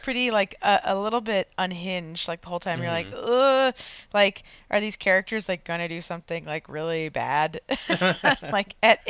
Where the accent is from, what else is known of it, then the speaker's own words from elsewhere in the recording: San Diego, California, United States; also born or lived in Atlanta; I grew up in San Diego and it is weird. Like I moved there when I was 8 from Atlanta, which like, you know, isn't super wintry, but it has snow and stuff.